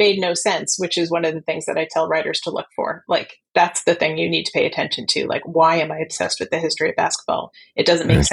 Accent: New Jersey, United States; the town that I grew up in New Jersey

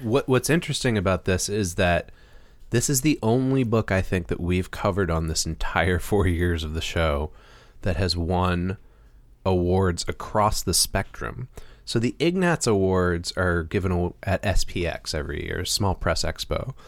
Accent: Massachusetts, United States; moved away; I'm from Massachusetts, and, uh, my family lives in Northampton, Massachusetts.

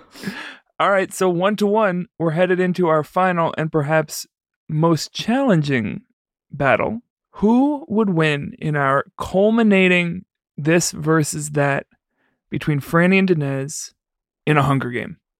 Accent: New York City, New York, United States; now in Chicago, United States; I'm not from here. I'm from the Bronx

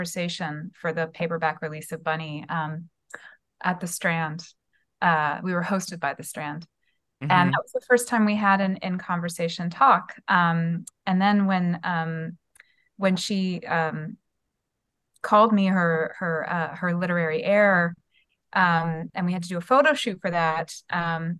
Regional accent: Canada; also born or lived in Edinburgh; Stratford is a place that I know very well as a Canadian

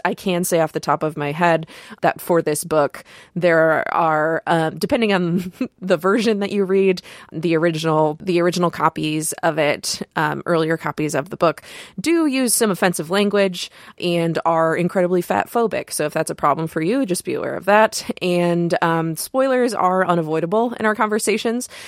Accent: Michigan, United States; We're both from Michigan.

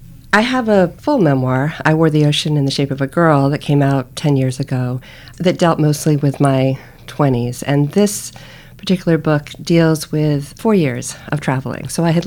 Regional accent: Cape Cod, Massachusetts, United States; moved away; also born or lived in Florida; I'm from Cape Cod. My family's from Cape Cod. Almost no one lives there anymore. I lived in Florida for such a long time.

